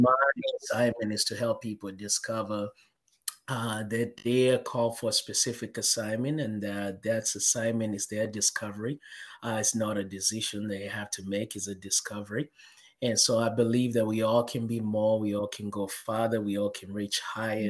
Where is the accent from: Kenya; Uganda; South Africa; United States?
Kenya; I was born and raised in Kenya, in Africa